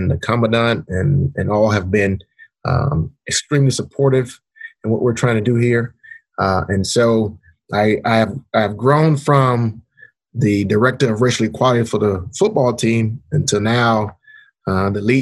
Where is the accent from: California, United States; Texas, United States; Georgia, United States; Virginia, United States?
Georgia, United States; Atlanta; moved away as an adult; I grew up in Atlanta, which is in some instances, the home of, civil rights movement.